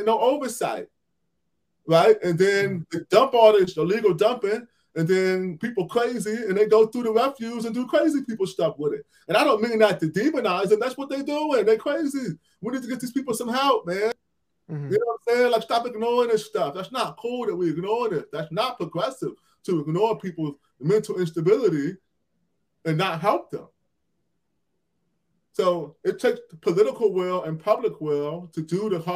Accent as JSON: {"language": "English", "town": "Cleveland", "region": "Ohio", "country": "United States", "tie": "born or raised there", "said": "Cleveland, where I'm from, my hometown"}